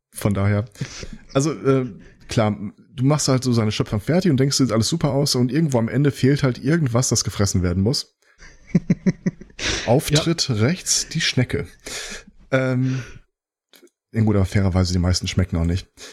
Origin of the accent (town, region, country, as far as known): Germany